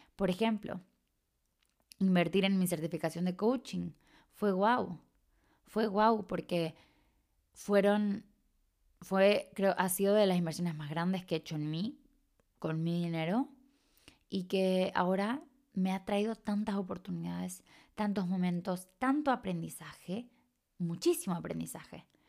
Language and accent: Spanish; Chile; accent: medio raro; moved away; soy de Chile, aunque tengo un acento medio raro, soy de Chile, o sea, nací de allá y he vivido la gran parte de mi vida allá.